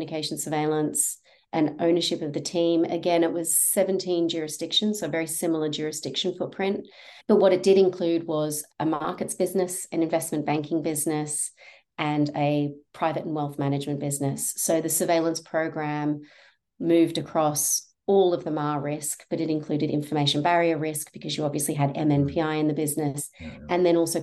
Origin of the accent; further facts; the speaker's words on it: Australia; accent: Australian; moved away; also born or lived in London, United Kingdom; You can hear from my accent that I've got family in Australia